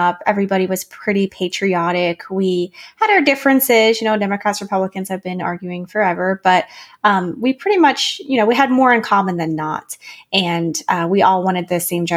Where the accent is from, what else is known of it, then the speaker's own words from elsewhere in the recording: central Pennsylvania, United States; moved away as an adult; also born or lived in Washington, District of Columbia, United States / Teton Valley, Idaho; I moved back here, and I became re-enchanted, fell in love with my hometown all over again.